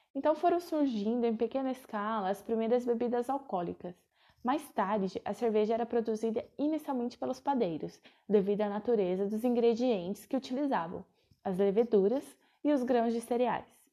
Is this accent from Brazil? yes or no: yes; Itapetininga, São Paulo, Brazil; also born or lived in São Carlos; now in Sorocaba, Brazil; Atualmente eu moro em Sorocaba, mas nasci em Tapetininga, interior do estado de São Paulo